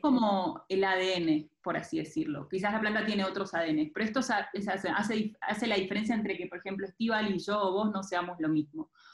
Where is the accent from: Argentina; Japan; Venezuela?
Argentina; moved away as an adult; also born or lived in Buenos Aires; now in Mexico; Yo soy de Argentina